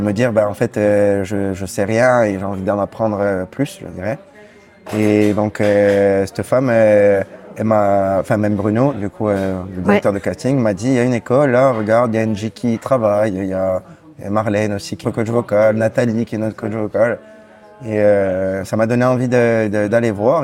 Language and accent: French; Bastia, Corsica, France; Je viens de Bastia. Je suis né à Bastia